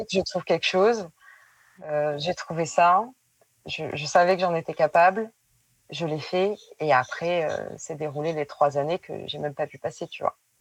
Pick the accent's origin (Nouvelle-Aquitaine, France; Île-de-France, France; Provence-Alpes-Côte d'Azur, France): Nouvelle-Aquitaine, France; Périgueux; moved away as an adult; now in Bordeaux, France; je viens de Périgueux et j'habite à Bordeaux depuis 7-8 euh, ans